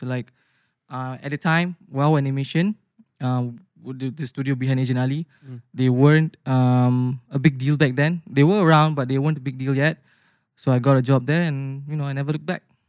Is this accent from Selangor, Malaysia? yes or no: yes; Bandar Seri Putra, Selangor, Malaysia; born or raised there; moved away as an adult; now in Putrajaya, Malaysia